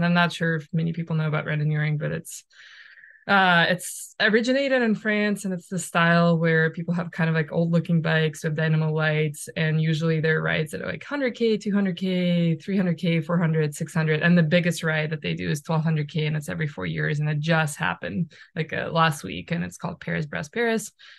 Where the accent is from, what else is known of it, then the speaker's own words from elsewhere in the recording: Russia; now in United States; when I moved from Russia to US with my parents, we lived in Michigan.